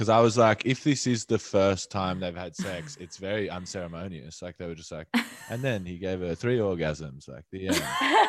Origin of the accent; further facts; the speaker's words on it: Adelaide, South Australia, Australia; now in Melbourne, Australia; I grew up in Adelaide